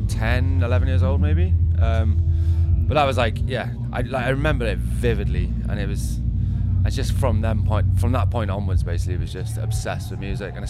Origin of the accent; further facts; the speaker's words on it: South Wales Valleys, United Kingdom; Well, I grew up in South Wales Valleys.